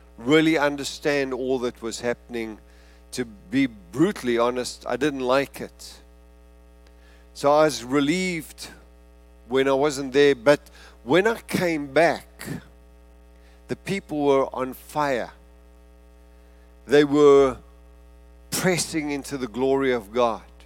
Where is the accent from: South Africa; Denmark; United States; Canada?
South Africa; being South African